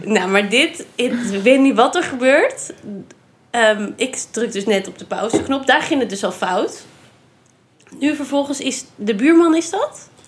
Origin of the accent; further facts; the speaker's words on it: Randstad, Netherlands; now in Nijmegen, Netherlands; ik kom uit de Randstad